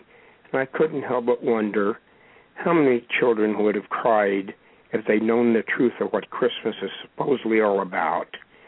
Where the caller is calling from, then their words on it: Cornell, California, United States; Cornell, which is in the Santa Monica Mountains, just outside of Agora.